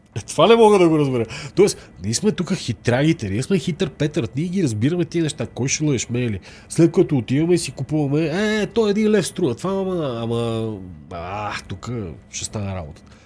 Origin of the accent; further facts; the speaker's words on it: Bulgaria; сме българи